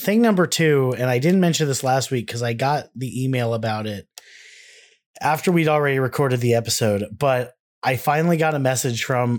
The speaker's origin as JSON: {"language": "English", "region": "Delaware", "country": "United States", "tie": "born there", "said": "I was born in Delaware."}